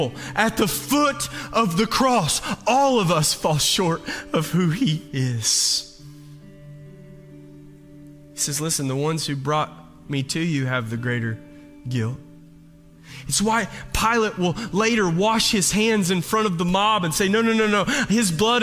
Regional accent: the South, United States; Growing up in the South

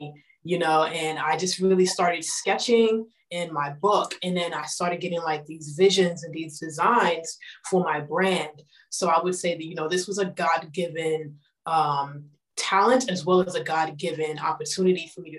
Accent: New York, United States; I am from New York

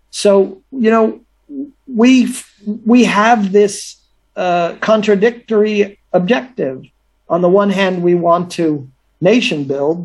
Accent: United States; as an American

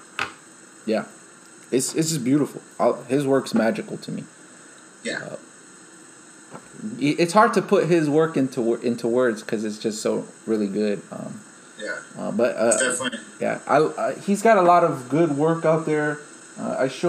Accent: Chicago, Illinois, United States; moved away as an adult; it's my hometown

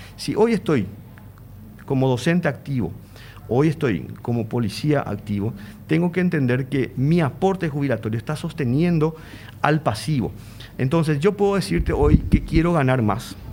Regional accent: Paraguay; como paraguayos

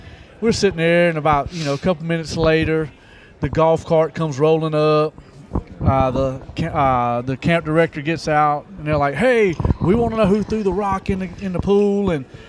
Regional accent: Eden, North Carolina, United States; I grew up in Eden, Dan River.

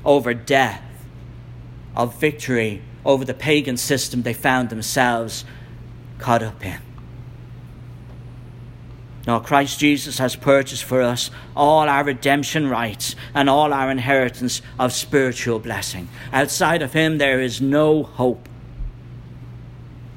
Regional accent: Ireland; I'm from Ireland

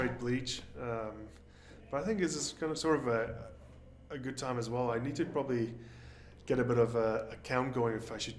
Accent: South Africa; moved away as an adult; now in Los Angeles, United States; I grew up in South Africa, started playing rugby when I was like 4 or 5 years old.

